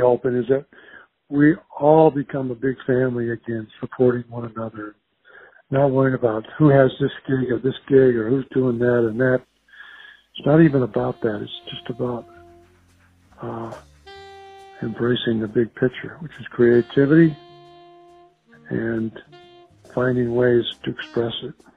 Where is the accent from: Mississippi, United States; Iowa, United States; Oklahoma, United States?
Iowa, United States; Earlham and Jefferson; moved away as an adult; also born or lived in Des Moines, Iowa; I was born in Des Moines and raised uh, in Earlham, and Jefferson, Iowa, small little farming communities